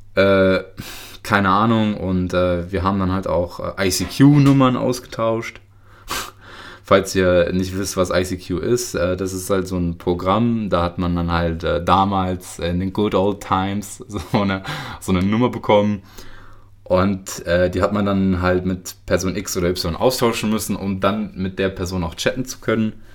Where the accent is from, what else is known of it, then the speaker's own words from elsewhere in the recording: Lower Saxony, Germany; also born or lived in Karaganda, Kazakhstan; ich komme aus Niedersachsen